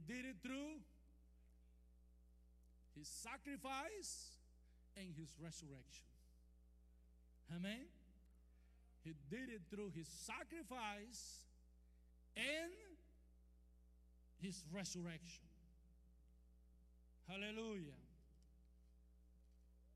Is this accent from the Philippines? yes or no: no; Costa Rica; English is a second language; now in Texas, United States; I'm from Costa Rica. And from Texas